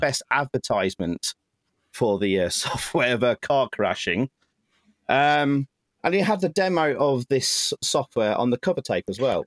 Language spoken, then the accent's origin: English; Nottingham, East Midlands, United Kingdom; Nottingham, my hometown